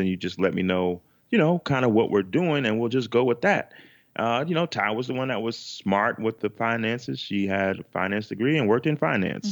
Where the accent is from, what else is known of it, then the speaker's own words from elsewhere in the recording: Chicago, Illinois, United States; we're from Chicago, Chicago, Illinois